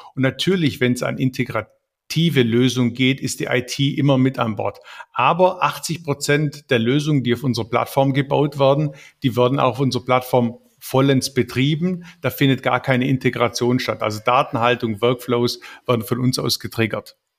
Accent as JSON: {"language": "German", "town": "Ravensburg", "region": "Baden-Württemberg", "country": "Germany", "said": "ich bin Ravensburger, eigentlich bin ich Schwabe durch und durch"}